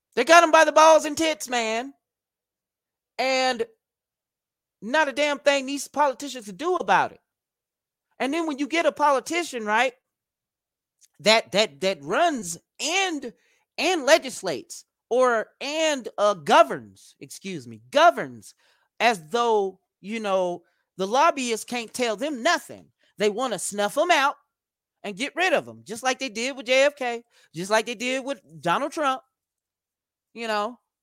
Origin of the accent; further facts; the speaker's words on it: United States; as an American